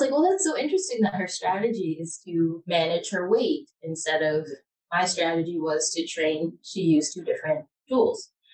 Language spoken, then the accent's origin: English; Michigan, United States; moved away; also born or lived in Detroit, Michigan / Ann Arbor, Michigan; I am originally from Michigan, born in Detroit, graduated from Ann Arbor Public Schools